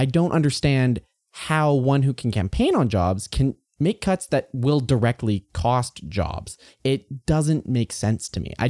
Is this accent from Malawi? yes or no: no; Alberta, Canada; I grew up in the Klein years, so there was a lot of cuts to education.